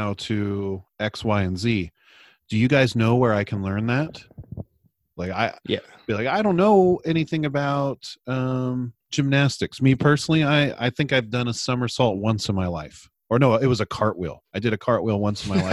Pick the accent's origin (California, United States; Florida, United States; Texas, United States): California, United States; I'm from California.